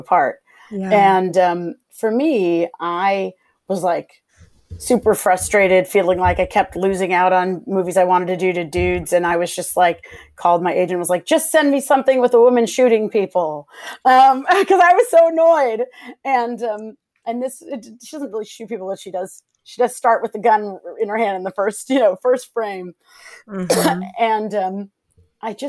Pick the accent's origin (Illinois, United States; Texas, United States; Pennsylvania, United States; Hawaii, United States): Illinois, United States; Chicago; I'm a Midwestern gal, but I'm from Chicago